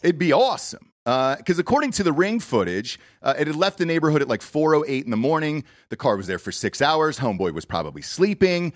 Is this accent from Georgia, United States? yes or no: yes; Atlanta, Georgia, United States; now in Austin, United States; I grew up in Atlanta, Georgia